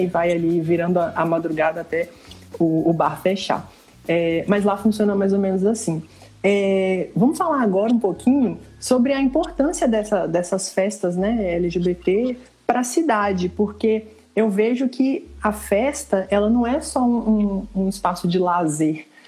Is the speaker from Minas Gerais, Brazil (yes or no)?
yes; Ipatinga, Minas Gerais, Brazil; now in Viçosa, Brazil; Eu estou na minha cidade natal, que é Ipatinga